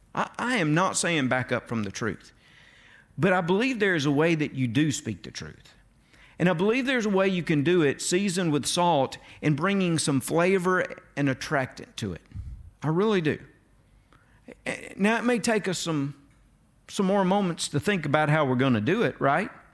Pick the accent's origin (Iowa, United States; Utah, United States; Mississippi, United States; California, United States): Mississippi, United States; North; I was from North Mississippi.